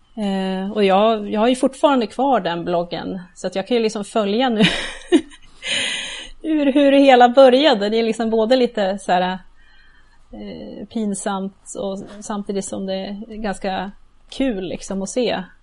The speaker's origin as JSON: {"language": "Swedish", "town": "Gävle", "region": "Gävleborg County", "country": "Sweden", "tie": "born or raised there", "also_born_or_lived": "Uppsala", "moved": "as an adult", "lives_now": "near Uppsala, Sweden", "said": "Jag kommer ju ursprungligen från Gävle. Okej. Okay. Eh, så jag har bott där ända tills jag blev ja, myndig"}